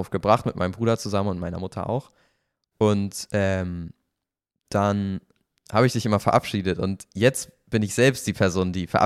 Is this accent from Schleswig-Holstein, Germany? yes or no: yes; Kiel, Schleswig-Holstein, Germany; moved away as an adult; now in Cologne, Germany; wir kommen beide ursprünglich aus Kiel. Ja. Wir sind da geboren, haben ganz lange Zeit